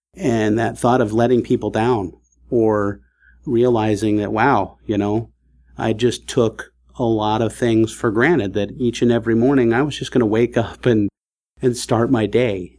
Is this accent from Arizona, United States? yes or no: no; California, United States; I grew up in California on the West Coast in a very impoverished, you know, neighborhood in the housing projects.